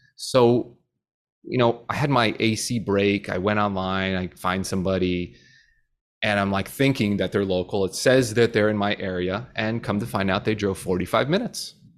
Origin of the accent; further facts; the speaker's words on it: New Jersey, United States; moved away as an adult; now in Florida, United States; we grew up in New Jersey